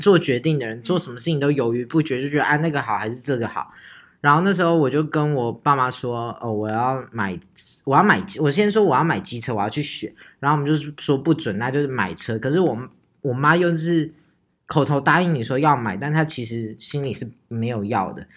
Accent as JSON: {"language": "Chinese", "region": "Taichung", "country": "Taiwan", "said": "我们北屯人。我跟你讲，我们台中人就是这样，霸气"}